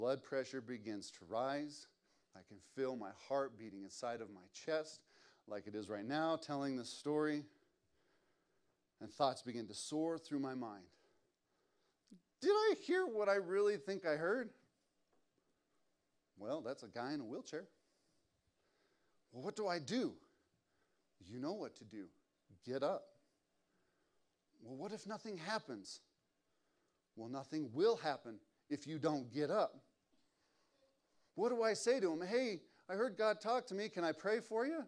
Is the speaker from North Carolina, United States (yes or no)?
no; West Valley City, Utah, United States; I grew up in West Valley at the West Valley Campus Church. Grew up there my whole life